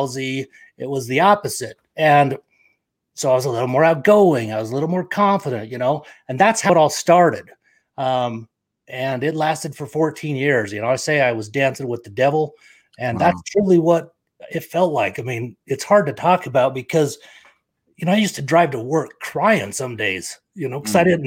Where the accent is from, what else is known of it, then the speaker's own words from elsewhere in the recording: Provo, Utah, United States; also born or lived in Victorville, California; now in Lindon, United States; grew up in Provo, Utah